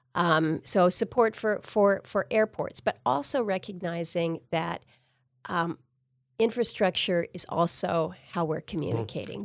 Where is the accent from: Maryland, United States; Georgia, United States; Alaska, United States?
Alaska, United States; Wrangell; also born or lived in Ketchikan; growing up as a kid in Southeast, that's how we traveled. When we moved from Wrangell to go down to Ketchikan